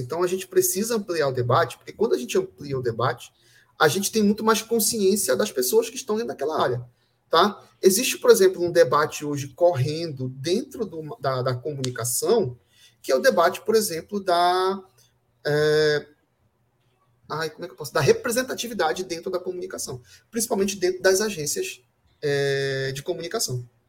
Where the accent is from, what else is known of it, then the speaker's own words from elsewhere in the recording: Brazil; todos nós somos brasileiros